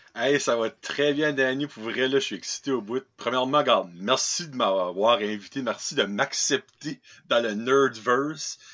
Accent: New Brunswick, Canada; accent: Acadian; Je viens du Nouveau-Brunswick, je suis un, un Acadien

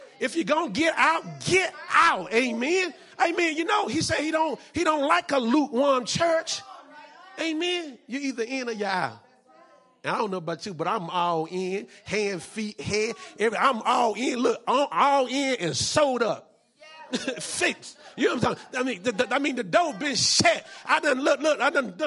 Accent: North Carolina, United States; I'm from North Carolina.

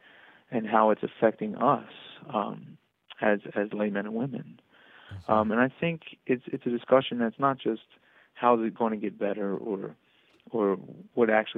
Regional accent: Philadelphia, Pennsylvania, United States; also born or lived in College Station, Texas; now in Arlington, United States; I'm from Philadelphia originally

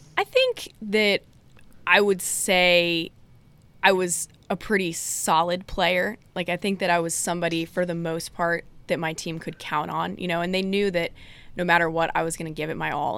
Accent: Durham, North Carolina, United States; moved away as an adult; also born or lived in Blacksburg, Virginia; growing up in the Durham area was big into the A C C and everything.

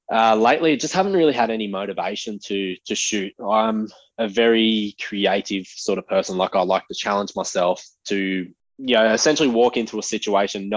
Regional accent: Central Coast, New South Wales, Australia; I am 24 from the Central Coast

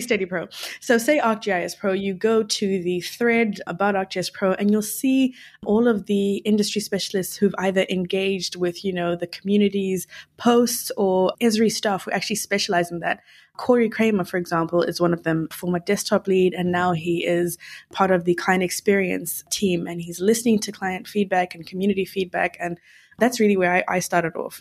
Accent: Zimbabwe; moved away; I'm from Zimbabwe

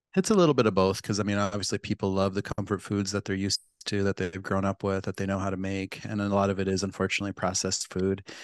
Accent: Pine Ridge Reservation, South Dakota, United States; born or raised there

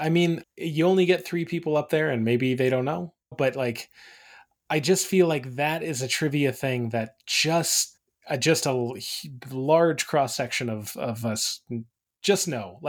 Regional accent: Colorado, United States; I'm from Colorado. I have to know my South Park.

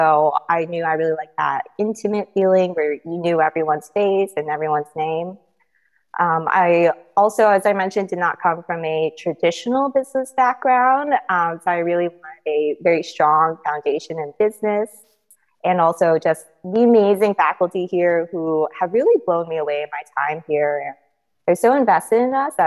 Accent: Bay Area, California, United States; also born or lived in Philadelphia; I grew up in the Bay Area in a very STEM family

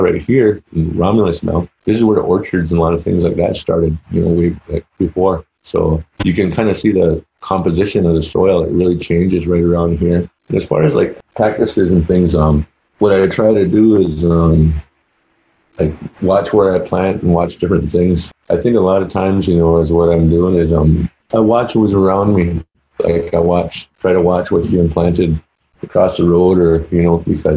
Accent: Six Nations Reserve, Ontario, Canada; now in United States; I'm originally from Six Nations Reserve. That's over in Canada.

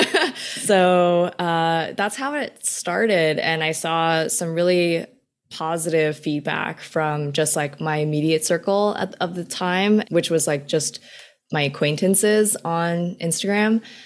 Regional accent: New York City, New York, United States; I was born in New York City. My parents worked in New York City for their entire lives. And so I've really just kind of grown up in the Queens area when I was really young and pretty much kind of stayed within the tri-state area for most of my life

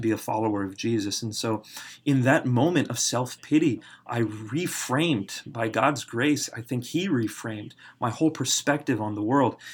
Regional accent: United States; I was raised in America

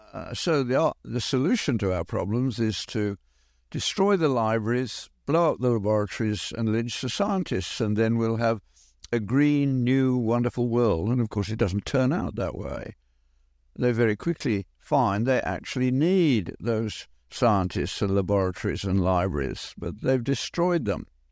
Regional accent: Birmingham, West Midlands, United Kingdom; moved away; Granville-Mac in Birmingham, we did not lock our doors in an industrial area, Birmingham being the British equivalent of Detroit

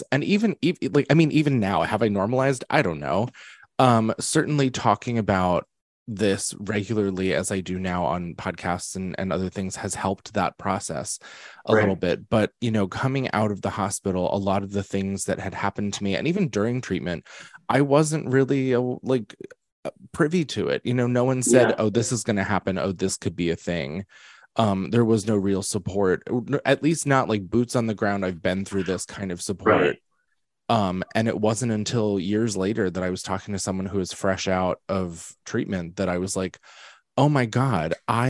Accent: Pennsylvania, United States; moved away as an adult; now in New York, United States; I was born in Pennsylvania, but I was raised in New York

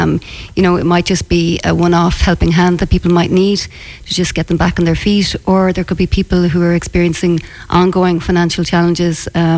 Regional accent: Moycullen, Connacht, Ireland; I'm from Ligon.

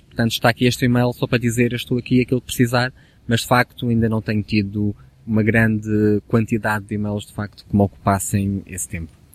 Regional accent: the North, Norte, Portugal; now in Lisbon, Portugal; mesmo no Norte, no, de onde eu sou natural

